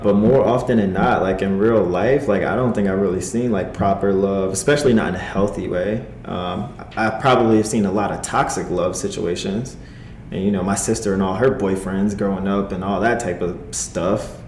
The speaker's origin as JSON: {"language": "English", "region": "New Jersey", "country": "United States", "moved": "yes", "lives_now": "Los Angeles, United States", "said": "I am from New Jersey, East Coast boy through and through"}